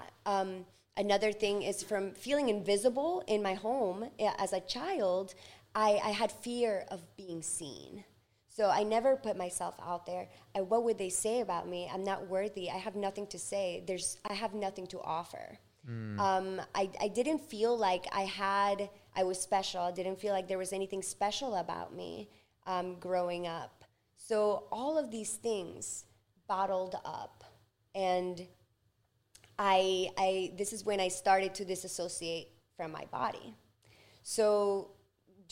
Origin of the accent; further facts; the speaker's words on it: Ecuador; English is a second language; now in United States; I was born in Ecuador in 1990